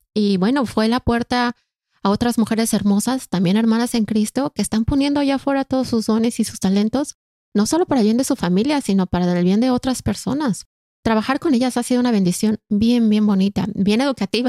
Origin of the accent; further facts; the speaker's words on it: Mexico; moved away as an adult; now in Canada; Soy mexicana de nacimiento y canadiense de corazón